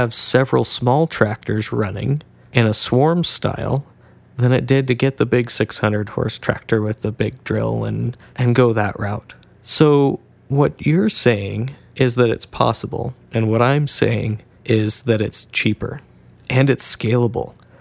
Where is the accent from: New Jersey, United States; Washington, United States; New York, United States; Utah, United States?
Washington, United States; Northern; I'm from Northern Washington and farm at 2,000 feet